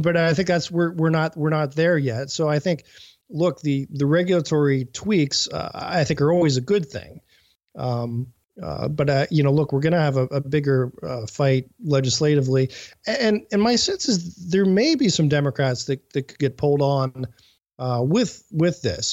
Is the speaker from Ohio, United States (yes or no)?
yes; Cleveland, Ohio, United States; I'm coming from Cleveland, which is, uh, you know, a big steel center